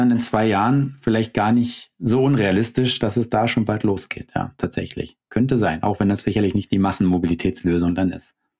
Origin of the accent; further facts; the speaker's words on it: Germany; bei uns in Deutschland